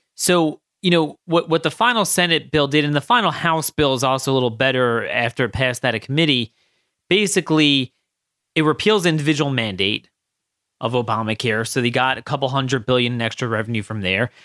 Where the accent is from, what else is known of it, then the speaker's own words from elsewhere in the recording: Maryland, United States; my home state of Maryland and Baltimore